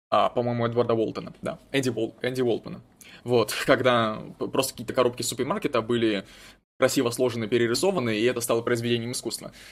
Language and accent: Russian; Chechnya, Russia; Нет, я точно не немец. Э, нет, я чеченец, так что все нормально